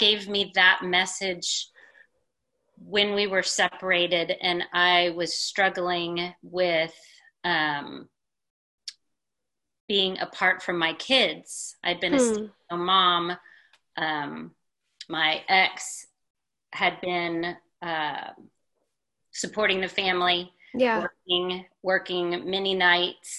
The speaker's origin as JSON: {"language": "English", "town": "Houston", "region": "Texas", "country": "United States", "tie": "born or raised there", "said": "Born and raised in Texas, went to college here, got a degree in psychology, went back to Houston where I was raised"}